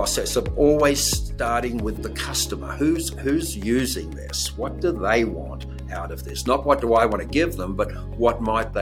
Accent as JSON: {"language": "English", "town": "Sydney", "region": "New South Wales", "country": "Australia", "tie": "born or raised there", "moved": "yes", "said": "I was a child of the late 50s and 60s, and growing up in Australia"}